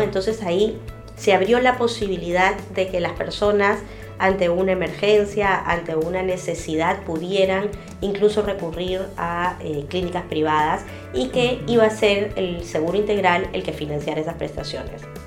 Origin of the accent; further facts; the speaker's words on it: Peru; como peruanos